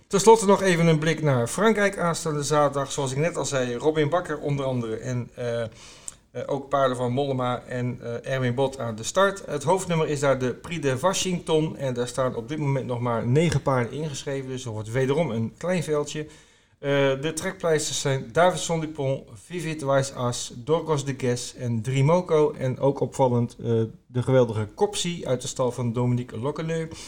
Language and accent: Dutch; Groningen, Netherlands; moved away; ik kom uit Groningen oorspronkelijk.